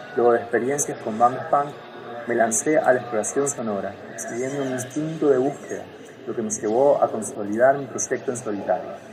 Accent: Bahía Blanca, Buenos Aires Province, Argentina; moved away as an adult; now in San Juan, Argentina; Nací en Bahía Blanca, sur de Buenos Aires, Argentina, en 1989 y desde hace 10 años vivo en San Juan

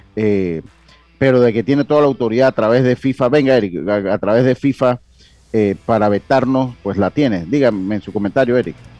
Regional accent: Panama; nosotros como panameños

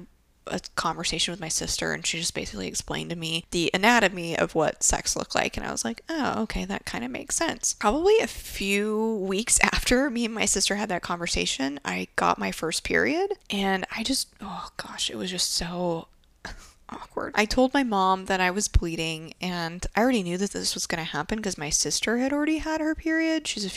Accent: Japan; growing up in Japan

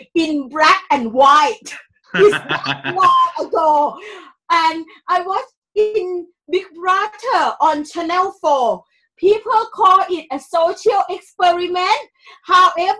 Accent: Thailand; English is a second language; moved away as an adult; now in London, United Kingdom; I came here in 2001, and I am from Thailand

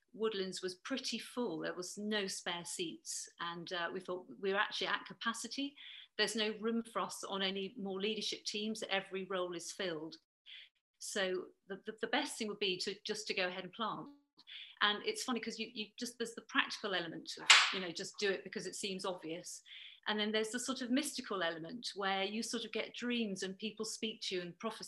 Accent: Bristol, South West England, United Kingdom; I'm from Bristol

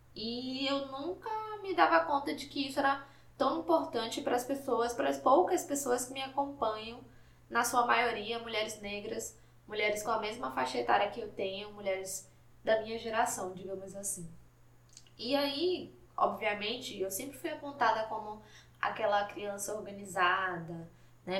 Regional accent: Salvador, Bahia, Brazil; Eu sou de Salvador, Bahia

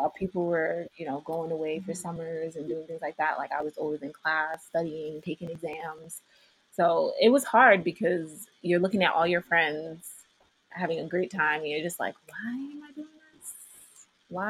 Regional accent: New York City, New York, United States; I was born and raised in Queens

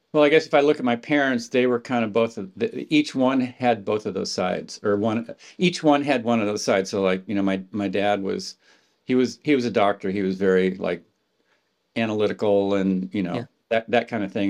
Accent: Palo Alto, California, United States; I grew up in Palo Alto, right across the street from Stanford University

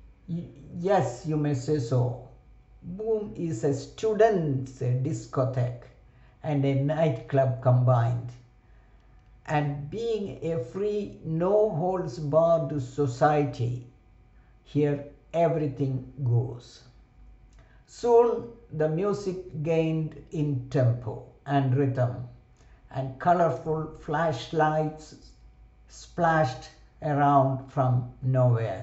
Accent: India; moved away as an adult; I was the only Indian student or resident perhaps in the campus

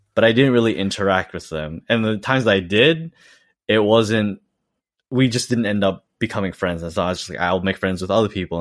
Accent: Australia; moved away as an adult; now in Eniwa, Japan; I was fully raised in Australia

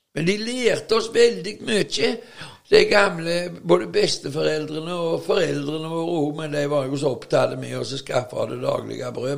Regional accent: Veavågen, Rogaland, Norway; der som jeg vokste opp, i Veavågen på 50-tallet og 60-tallet

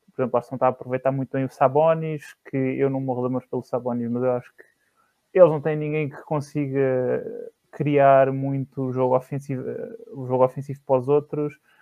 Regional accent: Barreiro, Setúbal, Portugal; eu sou do Barreiro

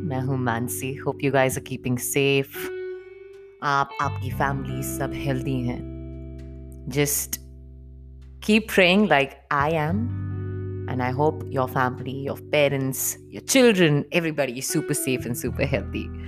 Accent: Punjab, India; हम लोग पंजाबी हैं तो हमारे यहाँ जिसकी शादी होती है the bride she wears those कलीराज

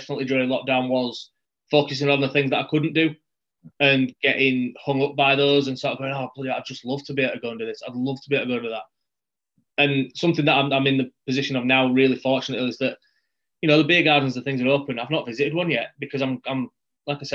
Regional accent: Yorkshire and the Humber, United Kingdom; I'm from West Yorkshire

